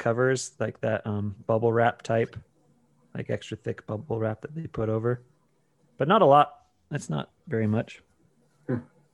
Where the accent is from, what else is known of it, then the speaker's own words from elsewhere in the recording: Las Vegas, Nevada, United States; I'm from Las Vegas. My kids are from Las Vegas.